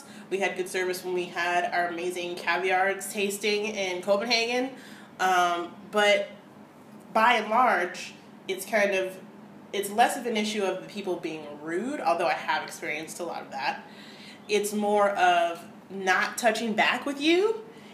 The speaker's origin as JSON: {"language": "English", "country": "United States", "said": "as an American"}